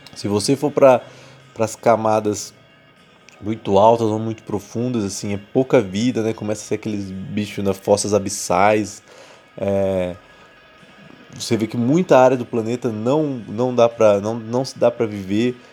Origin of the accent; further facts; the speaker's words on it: interior of São Paulo, Brazil; moved away as an adult; now in São Paulo, Brazil; eu sou do interior de São Paulo, onde que antes se plantava café. Hoje é impossível plantar qualquer coisa que não seja cana na minha cidade